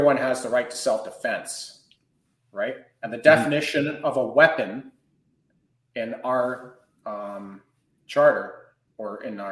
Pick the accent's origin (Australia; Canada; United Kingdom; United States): Canada